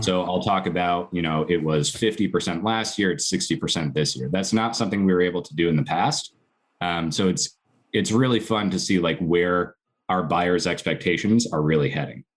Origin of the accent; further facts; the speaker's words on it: Connecticut, United States; I grew up in Connecticut